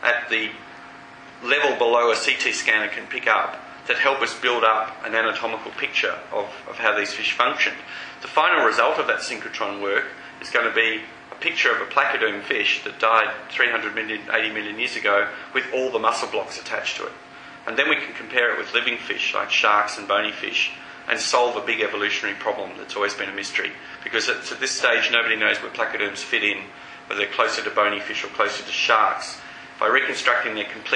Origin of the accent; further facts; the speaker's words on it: Melbourne, Victoria, Australia; moved away; I grew up in Melbourne and I used to collect fossil sharks deep down at Beaumaris